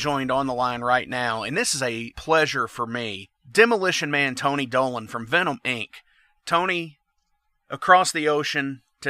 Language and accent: English; Ireland; Absolutely, I get the thing of talking too much from being Irish, too.